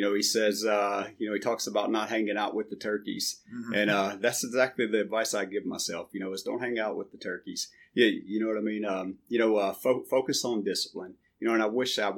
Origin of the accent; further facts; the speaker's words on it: Vidalia, Louisiana, United States; moved away; I'm from Vidalia, Louisiana. Grew up in a small town